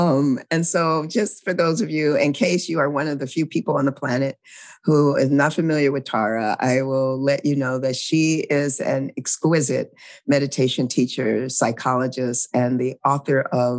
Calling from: Louisiana, United States; I'm calling in from Louisiana, which is my new home, and it's the unceded territory of the Choctaw people.

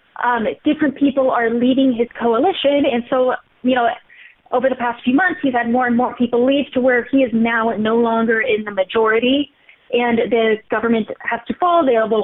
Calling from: Jerusalem, Jerusalem District, Israel; I'm joining you from Jerusalem right now.

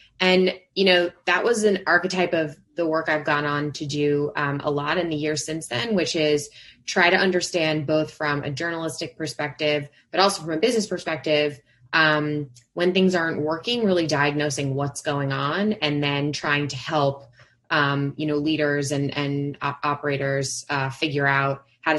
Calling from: Brooklyn, New York, United States; I am joining from Brooklyn, from my home office, also known as my bedroom.

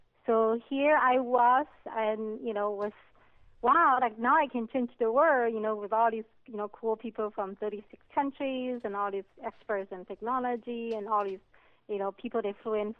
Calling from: California, United States

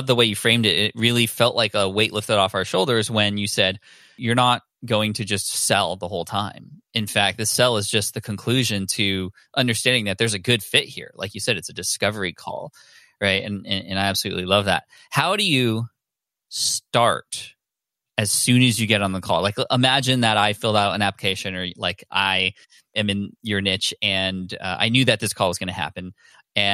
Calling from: San Diego, California, United States; I'm in San Diego in my home office.

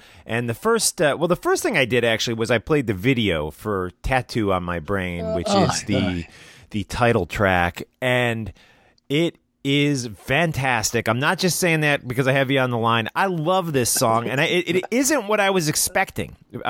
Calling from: New Jersey, United States; I'm in New Jersey in the United States.

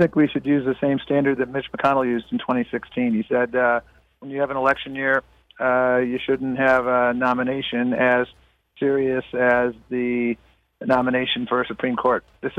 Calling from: Brownsville, Texas, United States; I'm calling in from Brownsville, Texas

